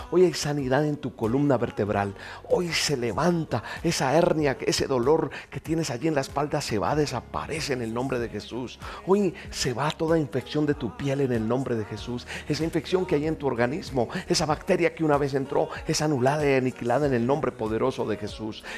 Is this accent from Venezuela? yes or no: no; Colombia; como colombiano